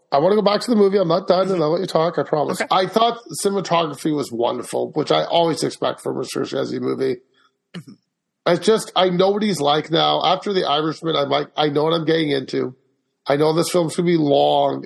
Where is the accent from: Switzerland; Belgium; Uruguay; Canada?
Canada; Being Canadian